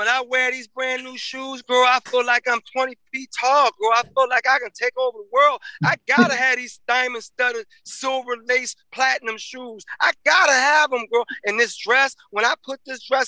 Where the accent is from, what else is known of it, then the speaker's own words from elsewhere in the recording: Philadelphia, Pennsylvania, United States; moved away as an adult; also born or lived in Mount Airy, Philadelphia; now in Charlotte, United States; I grew up in the West Philly